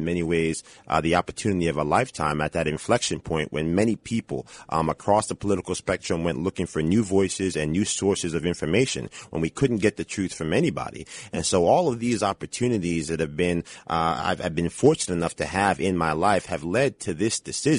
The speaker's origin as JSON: {"language": "English", "town": "Yonkers", "region": "New York", "country": "United States", "tie": "born or raised there", "said": "I'm a Yonkers boy, born Yonkers and raised."}